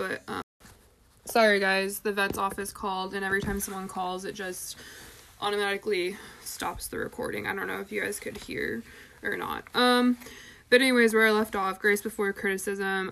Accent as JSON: {"language": "English", "country": "United States", "said": "we are American capitalist consumerist"}